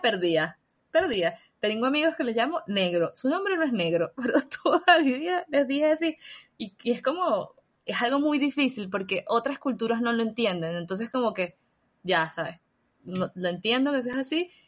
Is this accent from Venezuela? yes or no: yes; Venezuela; moved away as an adult; now in Chile; yo amo Venezuela, fue tremenda casa para mí, fue el, lugar donde nací, donde estuve con mi familia, donde están mis amigos